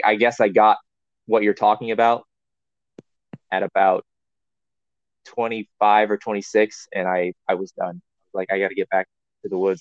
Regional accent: Missouri, United States; also born or lived in California / Florida; we moved away from California to Missouri when I was about eight years old

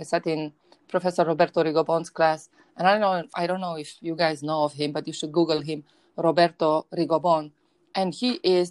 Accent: Romania; moved away; I grew up in Romania, in a very broken post-communist regime

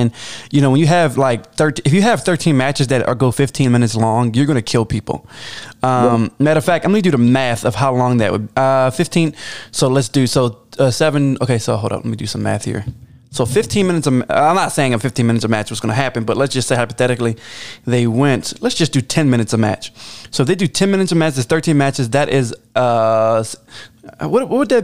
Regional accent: Baltimore, Maryland, United States; accent: Baltimore; My Baltimore accent

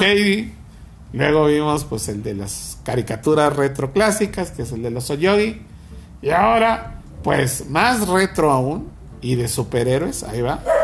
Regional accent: Nuevo León, Mexico

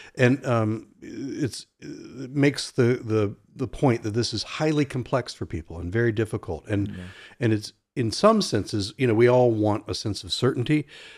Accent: Norfolk, Virginia, United States; I was in an ice cream store where I grew up in Norfolk, Virginia, Virginia Beach area.

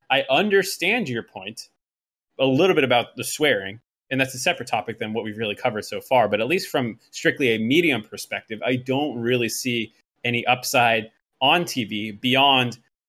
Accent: Boston, Massachusetts, United States; I was a Patriots fan because I grew up around Boston, and you just had to be a fan of that thing

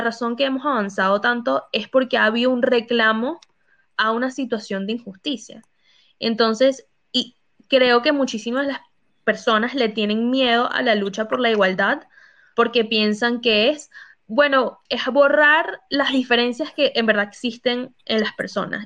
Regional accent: United States; moved away; also born or lived in Latin America; yo crecí en Estados Unidos

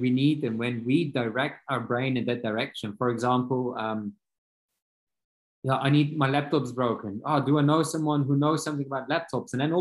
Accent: Belgium; moved away as an adult; now in Austria; I'm from Belgium.

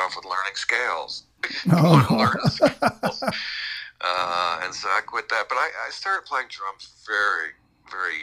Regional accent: Mount Vernon, New York, United States; moved away; I grew up in New York, just outside of the city, in Mount Vernon

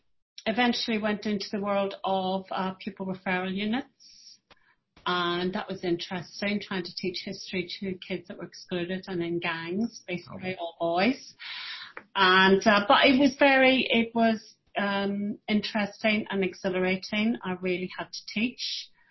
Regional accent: Derry, Northern Ireland, United Kingdom; moved away as an adult; also born or lived in Dublin / Lewisham; I was born in Derry in Northern Ireland, and I was born into a teaching family.

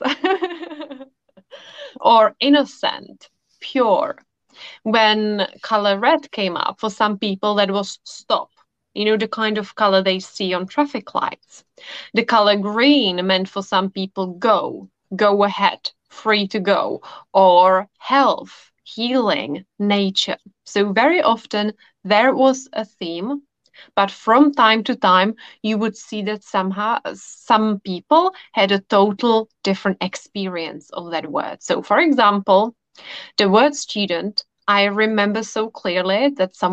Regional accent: Czechia; I come from the Czech Republic. So I studied in Prague at a university.

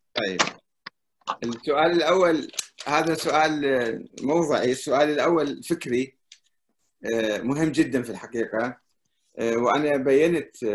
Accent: Iraq; انا كعراقي

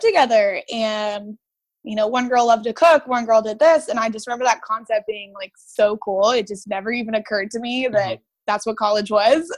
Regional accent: Brea, California, United States; I grew up in Brea, California

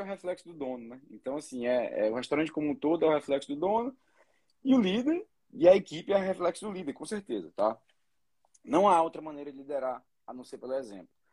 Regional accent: Ceará, Brazil; Eu sou cearense

